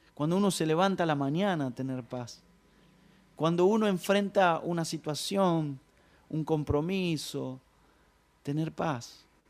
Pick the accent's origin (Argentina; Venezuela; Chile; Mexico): Argentina; Ramos Mejía, Buenos Aires Province; yo nací eh, en Ramos Mejía, eh, toda mi vida, toda mi infancia pasé ahí